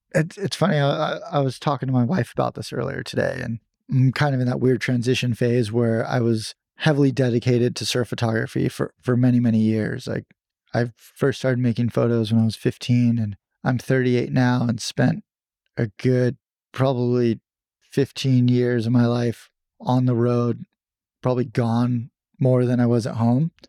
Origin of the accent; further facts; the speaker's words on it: San Diego, California, United States; I grew up in San Diego, and I loved surfing as a little kid